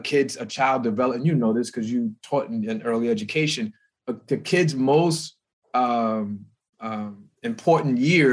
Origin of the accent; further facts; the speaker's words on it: New York, United States; So I grew up in the North in New York.